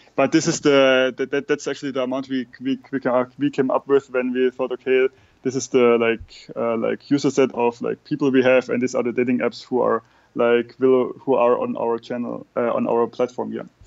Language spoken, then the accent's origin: English; Germany; we German people